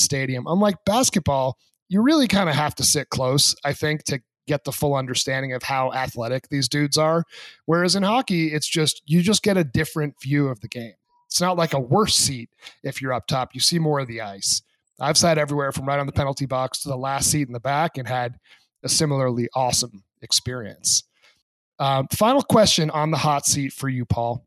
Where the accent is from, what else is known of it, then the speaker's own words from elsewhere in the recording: New England, New Hampshire, United States; growing up in New England